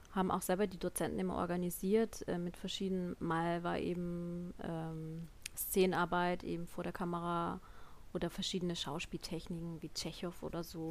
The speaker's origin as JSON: {"language": "German", "area": "Lörrach district, near Basel", "region": "Baden-Württemberg", "country": "Germany", "tie": "born or raised there", "also_born_or_lived": "Munich", "moved": "as an adult", "said": "Ich komme ja ursprünglich aus Süddeutschland, bei Basel, da unten Landkreis Lörrach"}